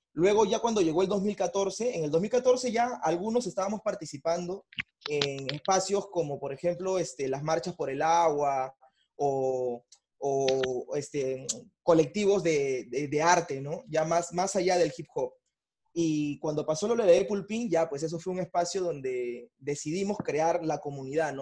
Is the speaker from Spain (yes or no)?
no; Bellavista, Callao, Peru; también de Bellavista, tengo 28 años